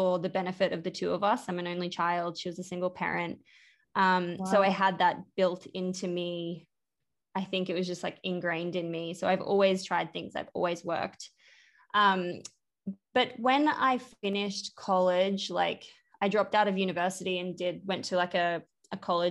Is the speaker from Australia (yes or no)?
yes; Brisbane, Queensland, Australia; where I grew up in Brisbane